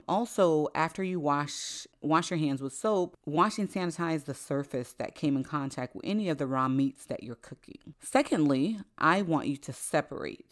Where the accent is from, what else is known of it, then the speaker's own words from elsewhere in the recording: Florida, United States; also born or lived in Haiti; I spent the first seven years of my life in Haiti